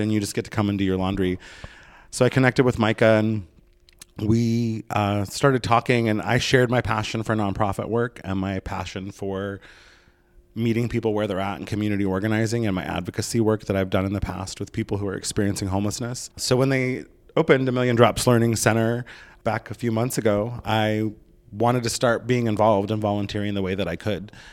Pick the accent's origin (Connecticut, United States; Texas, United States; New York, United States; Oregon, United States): Oregon, United States; moved away as an adult; now in Los Angeles, United States; I'm from Oregon.